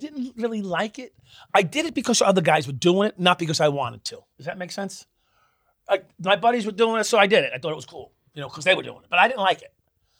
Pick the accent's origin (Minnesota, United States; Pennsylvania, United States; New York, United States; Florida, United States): New York, United States; also born or lived in Brooklyn; Yeah, I was born on Flatlands in like 36th or 38th.